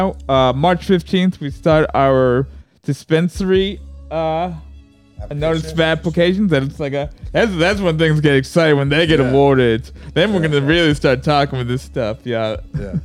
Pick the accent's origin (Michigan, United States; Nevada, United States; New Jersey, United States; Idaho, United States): New Jersey, United States; East Brunswick; now in North Jersey, United States; I'm from East Brunswick